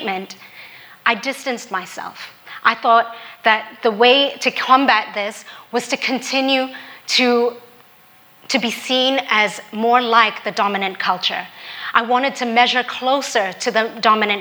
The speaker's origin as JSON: {"language": "English", "country": "Hong Kong", "tie": "born or raised there", "also_born_or_lived": "Australia", "moved": "yes", "lives_now": "United States", "said": "As a Filipino woman growing up in Hong Kong"}